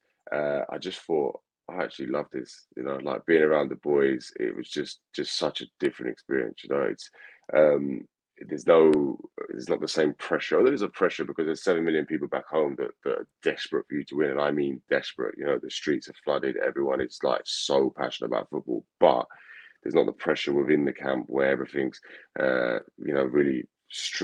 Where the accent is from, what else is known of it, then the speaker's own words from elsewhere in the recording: England, United Kingdom; I grew up in England, although I had family in Scotland